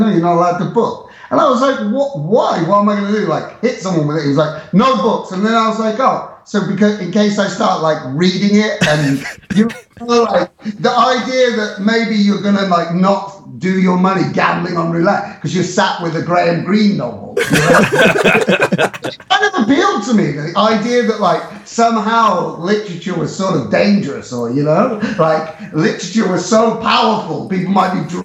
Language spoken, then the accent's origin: English; England, United Kingdom; moved away as an adult; also born or lived in Prague, Czech Republic; now in Warsaw, Poland; as an English person